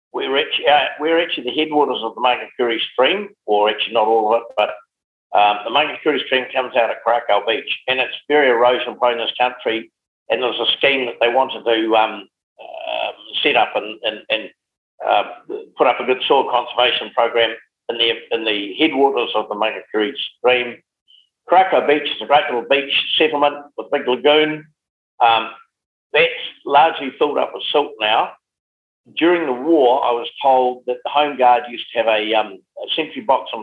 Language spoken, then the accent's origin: English; Geraldine, Canterbury, New Zealand; also born or lived in Timaru; now in Hawke's Bay, New Zealand; I've always said my heart is the Mackenzie, but my wallet is in Hawke's Bay. I'd always wanted to farm, and being based in Geraldine, I used to sort of wander along the road